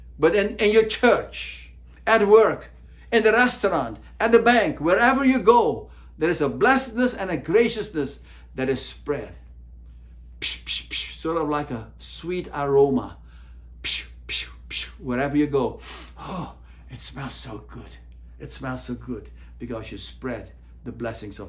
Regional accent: United States; As American Christians

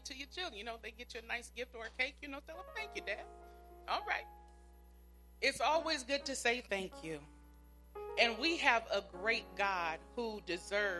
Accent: Pomona, California, United States; When we lived in Pomona

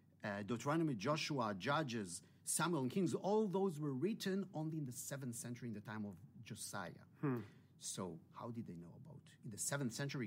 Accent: Israel; I grew up in Israel

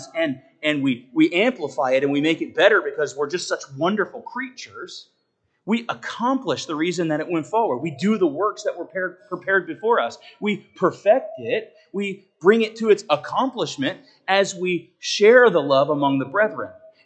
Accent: United States; also born or lived in Naples, Italy; as an American

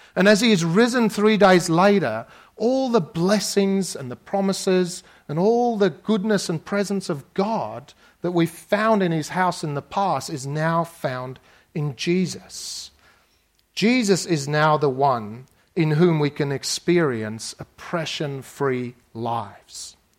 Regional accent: South Africa; moved away; I grew up in South Africa

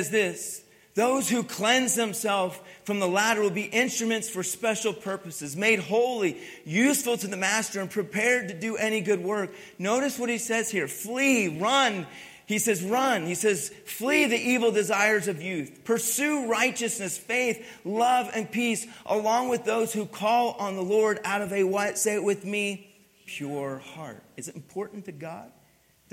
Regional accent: Pennsylvania, United States; I grew up in Pennsylvania, grew up in the cold and ice and snow.

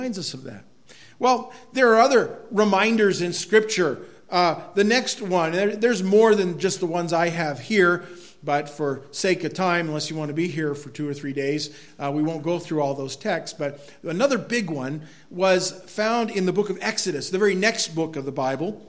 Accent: Quimby, Maine, United States; where I grew up in Quimby, that looked over St. Freud Lake

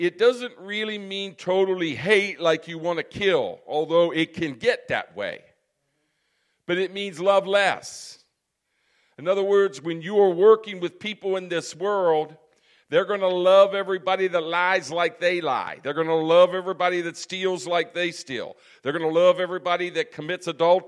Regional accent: United States; I'm an American

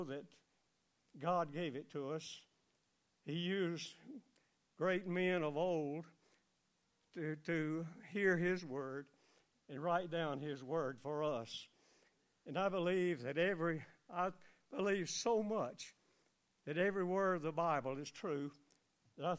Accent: United States; Growing up in Elmore County in the farming atmosphere

